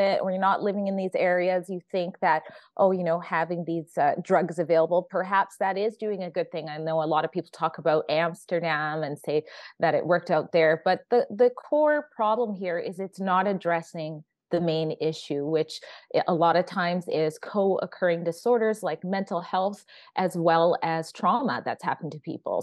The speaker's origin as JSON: {"language": "English", "region": "Alberta", "country": "Canada", "tie": "born or raised there", "said": "I was born in Alberta"}